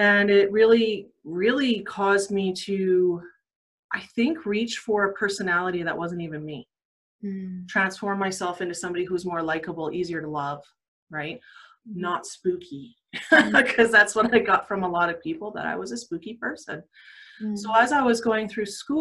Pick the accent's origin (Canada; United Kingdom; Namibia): Canada; Calgary, Alberta; now in Sundre, Canada; I actually was born and raised in Calgary, Southeast Ogden